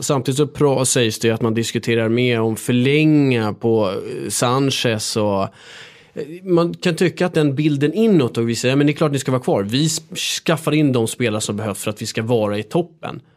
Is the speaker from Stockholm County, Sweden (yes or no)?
yes; Stockholm, Stockholm County, Sweden; jag är uppväxt här i Stockholm